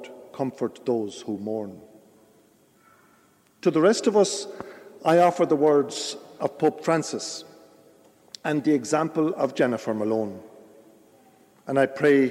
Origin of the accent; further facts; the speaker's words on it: Ireland; we Irish people